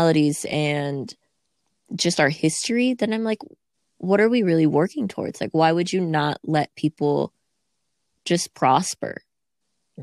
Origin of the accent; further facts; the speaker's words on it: United States; me as an American, and I've been an American my entire life and I've only lived in America